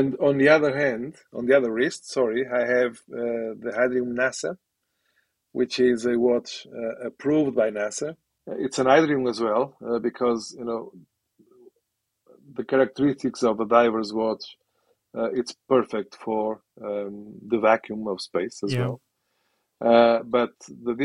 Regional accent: Portugal; now in United Kingdom; I am from Portugal originally.

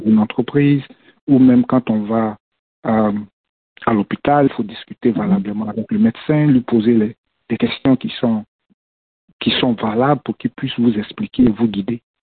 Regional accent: Côte d’Ivoire; moved away as an adult; now in Minnesota, United States; je suis de la Côte d'Ivoire

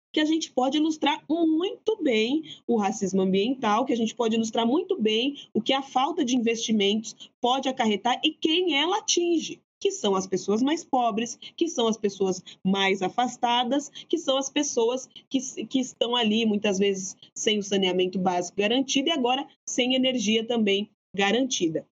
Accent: Araraquara, São Paulo, Brazil; de onde venho, né? Das periferias de Araraquara

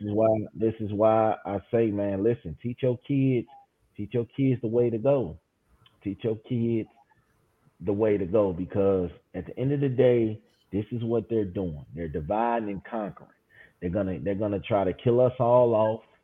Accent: Chicago, Illinois, United States; I'm from Chicago

